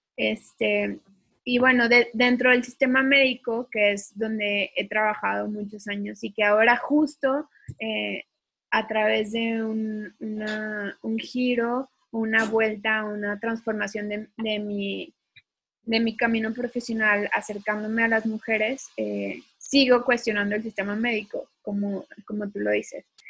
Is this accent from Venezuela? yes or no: no; Mexico